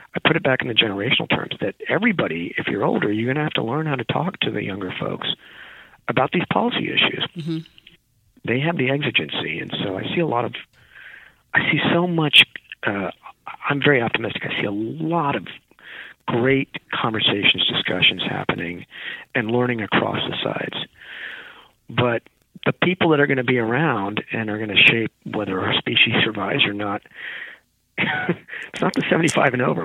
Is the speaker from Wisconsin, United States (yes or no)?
no; a small rural town in California, United States; I'm Indian American. From my parents from India, in a small rural town in California.